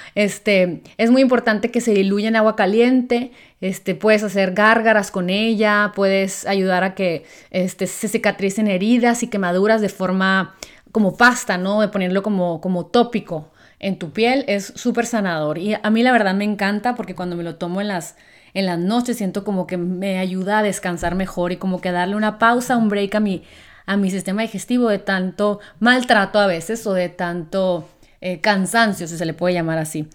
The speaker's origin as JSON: {"language": "Spanish", "country": "Mexico", "said": "me siento muy orgullosa de ser mexicana"}